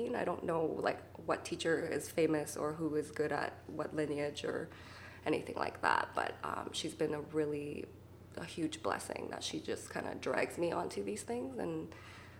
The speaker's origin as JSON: {"language": "English", "town": "Vancouver", "region": "British Columbia", "country": "Canada", "said": "I'm from Vancouver"}